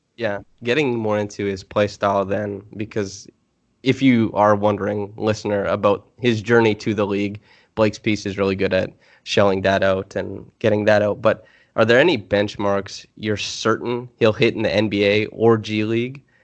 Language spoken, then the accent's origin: English; Canada; moved away; I'm from Canada.